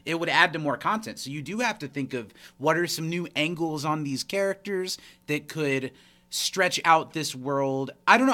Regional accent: United States; we're both American

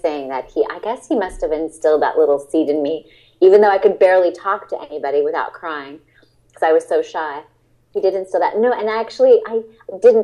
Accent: Alameda, California, United States; also born or lived in Berkeley, California; I was born in Berkeley and I was raised in Alameda

